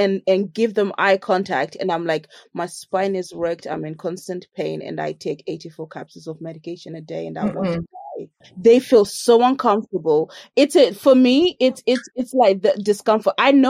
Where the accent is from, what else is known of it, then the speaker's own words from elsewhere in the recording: Jamaica; I'm a Jamaican. Sorry. She should have known she's bringing violence. I'm a Jamaican.